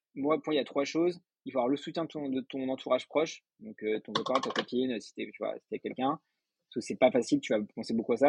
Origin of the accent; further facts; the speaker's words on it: Paris, Île-de-France, France; suis né à Paris, j'ai fait toutes mes études à Paris